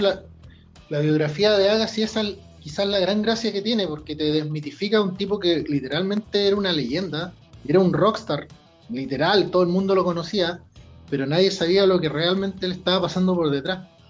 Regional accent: Chile

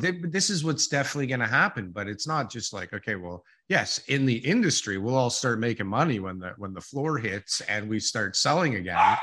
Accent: Ontario, Canada; I'm from Ontario

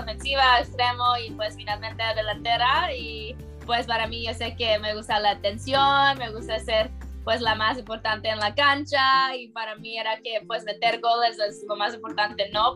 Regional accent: United States; yo nací en Estados Unidos

